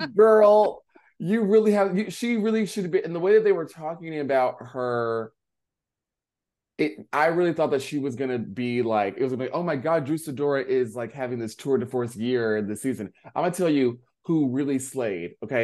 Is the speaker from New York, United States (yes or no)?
no; North Carolina, United States; I'm from the South. This is because of me from North Carolina